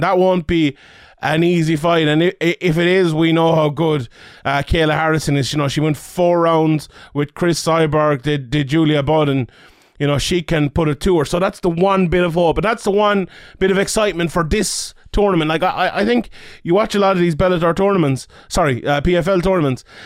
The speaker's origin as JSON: {"language": "English", "country": "Ireland", "said": "being an Irish man"}